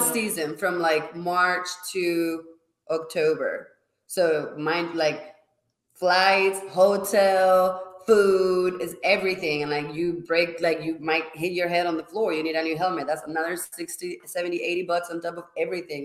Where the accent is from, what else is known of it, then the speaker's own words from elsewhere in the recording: Spain; now in Austin, United States; I'm from Spain, in case you was wondering where the accent was coming from.